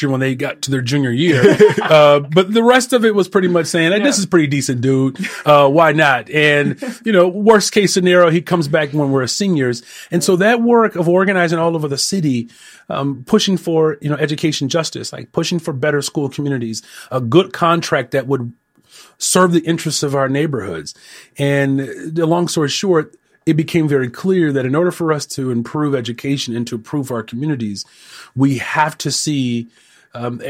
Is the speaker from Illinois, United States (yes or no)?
yes; Elgin, Illinois, United States; now in Chicago, United States; I actually grew up in Elgin.